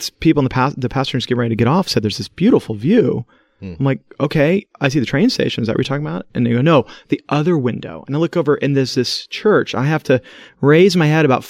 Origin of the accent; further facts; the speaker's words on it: United States; I'm an American